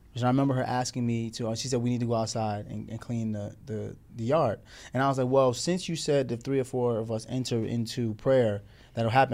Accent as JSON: {"language": "English", "town": "Morristown", "region": "Tennessee", "country": "United States", "tie": "born or raised there", "said": "growing up with her in Tennessee, Morristown, Tennessee, in the South"}